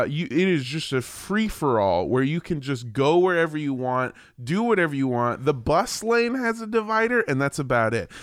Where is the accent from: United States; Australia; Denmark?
United States; I'm an American